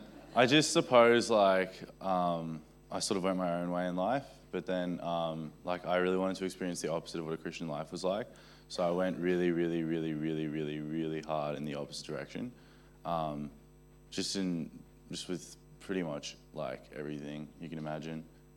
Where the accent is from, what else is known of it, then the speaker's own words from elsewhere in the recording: Johannesburg, Gauteng, South Africa; now in Australia; I'm from Johannesburg in South Africa originally, but I've lived in Australia most of my life.